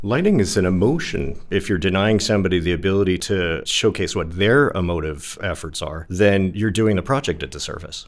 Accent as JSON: {"language": "English", "region": "New Jersey", "country": "United States", "tie": "born or raised there", "also_born_or_lived": "New York / Los Angeles", "moved": "yes", "said": "Living in New York, growing up in New Jersey, living in Los Angeles"}